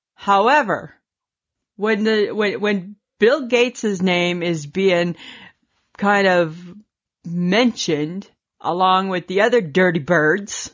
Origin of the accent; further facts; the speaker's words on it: Canada; we're Canadian